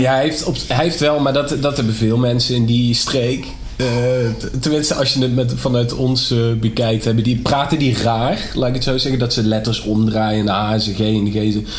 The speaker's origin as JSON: {"language": "Dutch", "town": "Nederweert", "region": "Limburg", "country": "Netherlands", "tie": "born or raised there", "said": "toen ik jong was in Nederweert."}